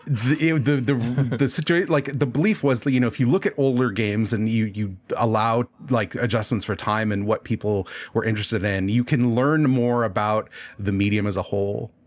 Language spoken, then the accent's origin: English; Nebraska, United States; I'm in Nebraska. I grew up in Nebraska